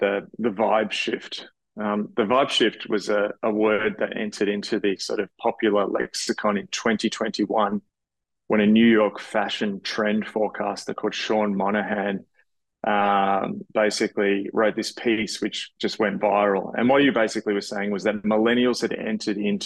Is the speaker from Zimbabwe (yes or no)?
no; Australia; being an Australian